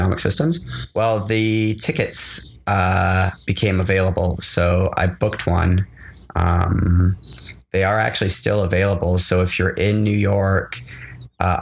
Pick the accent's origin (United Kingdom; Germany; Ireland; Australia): United Kingdom; Scotland; moved away; I'm a British. I grew up in Scotland